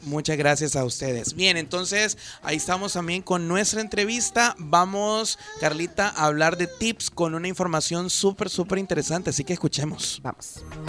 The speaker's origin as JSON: {"language": "Spanish", "country": "El Salvador", "said": "nosotros como, como salvadoreños, como jóvenes"}